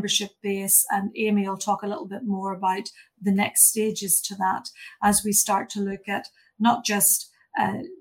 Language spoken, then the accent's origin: English; Ireland; moved away as an adult; also born or lived in England; now in New Zealand; you'll hear from my accent and hopefully you'll guess that I'm not originally from Aotearoa. So I started my life back in Ireland